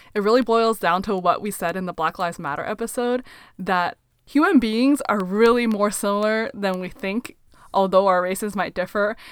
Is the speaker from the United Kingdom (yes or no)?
no; Canada; we were raised purely in Canada